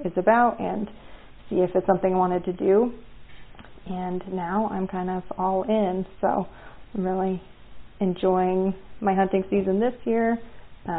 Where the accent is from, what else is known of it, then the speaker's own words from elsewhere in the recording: Cody, Wyoming, United States; I grew up in Cody, Wyoming.